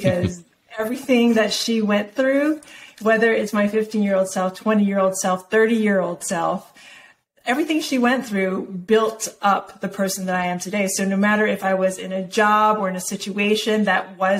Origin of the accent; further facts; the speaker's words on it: Hilo, Hawaii, United States; I was born in Hilo, Hawaii